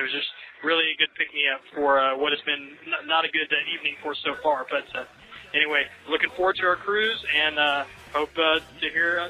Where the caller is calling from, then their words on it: Texas, United States; Hey, Lou, this is … from Texas, checking in from the Port of Galveston